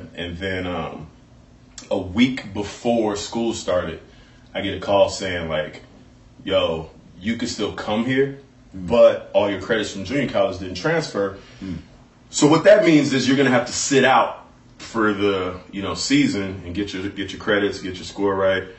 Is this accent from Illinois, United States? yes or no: yes; Chicago, Illinois, United States; I'm from Chicago, from a big city.